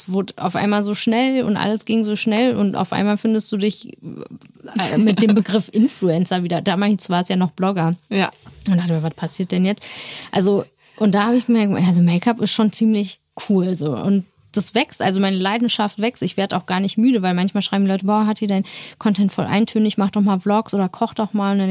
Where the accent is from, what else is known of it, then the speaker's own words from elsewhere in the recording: Turkey; ja, sorry, ich bin auch Türkin